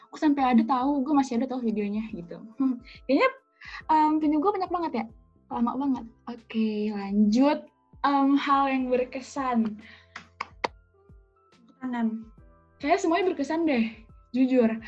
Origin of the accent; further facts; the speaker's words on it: Cirebon, West Java, Indonesia; ternyata lu baru tahu kalau gue anak Cirebon